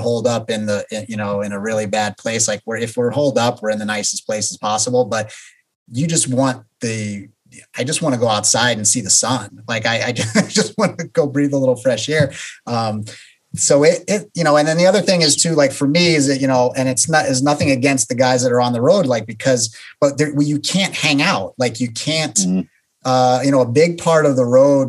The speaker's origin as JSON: {"language": "English", "region": "New York", "country": "United States", "moved": "yes", "said": "I'm from New York originally, and I always love going back to New York."}